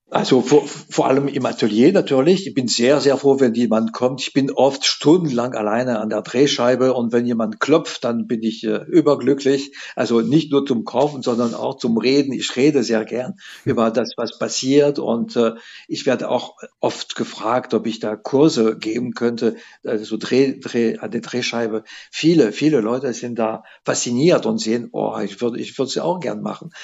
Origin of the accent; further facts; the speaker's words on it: France; now in Saarbrücken, Germany; Ich komme aus der Atlantikküste